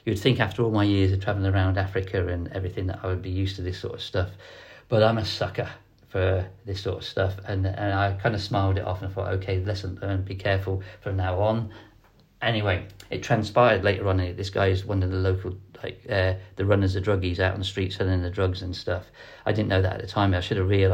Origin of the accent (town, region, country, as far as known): Ireland